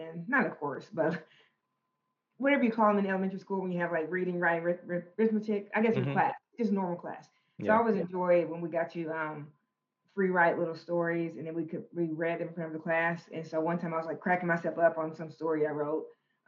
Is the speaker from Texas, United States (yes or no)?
no; Conway County, Arkansas, United States; also born or lived in Russellville, Arkansas; I grew up in Conway County in a small country town called Cinder Ridge.